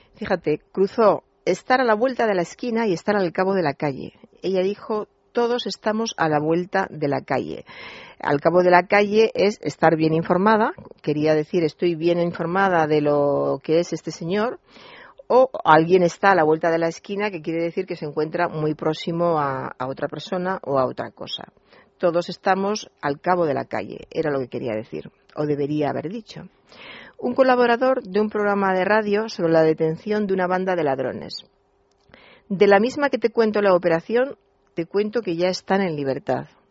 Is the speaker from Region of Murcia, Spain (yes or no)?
no; Toledo, Castilla-La Mancha, Spain; yo soy toledana